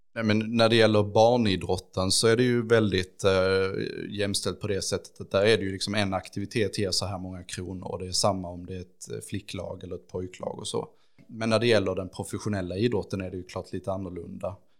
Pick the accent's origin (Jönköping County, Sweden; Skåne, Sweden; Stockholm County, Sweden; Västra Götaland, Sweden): Skåne, Sweden; Ängelholm; jag är ju uppvuxen i Skälderviken och så och har liksom växt upp i den här stan